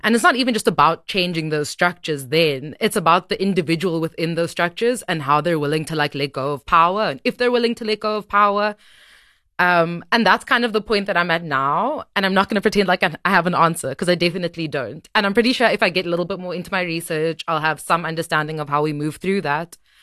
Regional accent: Cape Town, Western Cape, South Africa; moved away as an adult; also born or lived in Johannesburg, South Africa; I moved back to Cape Town because I'm from Cape Town

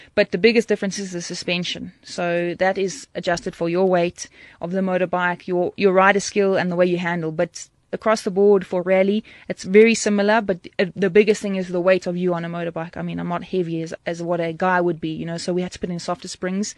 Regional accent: Durban, KwaZulu-Natal, South Africa; I'm from Durban

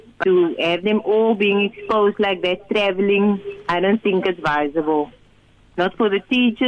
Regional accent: South Africa; I feel that as South African citizens, we have a right to life

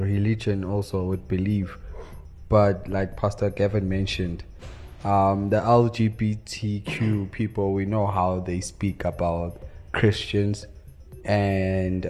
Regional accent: South Africa; as a South African

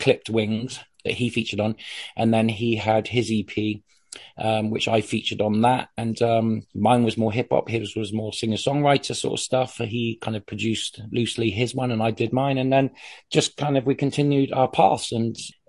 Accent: Bristol, South West England, United Kingdom; I was from Bristol in the UK

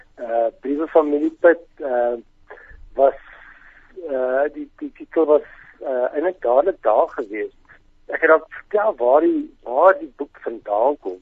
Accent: Welkom, Free State, South Africa; now in Bloemfontein, South Africa; ek kom van Welkom af die laerskool

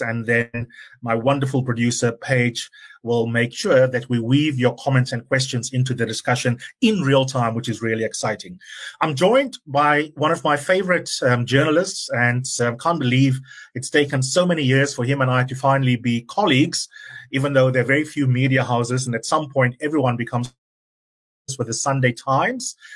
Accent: South Africa; proud of as South Africans

